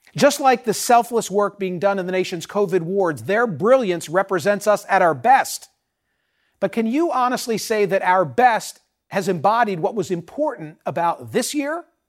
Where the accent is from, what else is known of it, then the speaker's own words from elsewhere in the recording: Philadelphia, Pennsylvania, United States; my hometown of Philadelphia